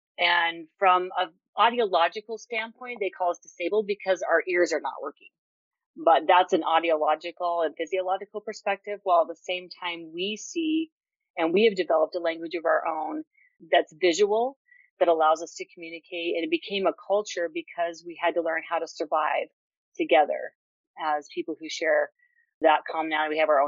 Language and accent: English; Utah, United States; I was born in Utah, raised in Utah, born deaf.